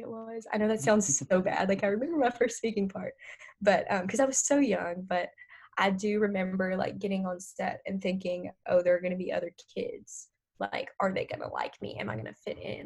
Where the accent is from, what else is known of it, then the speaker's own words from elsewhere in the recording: North Louisiana, United States; moved away; I'm from North Louisiana